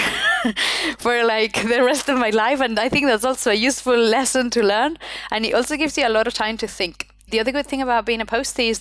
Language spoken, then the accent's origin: English; Spain; English is a second language; moved away as an adult; also born or lived in United Kingdom; I come from Spain. I had studied in Spain all my life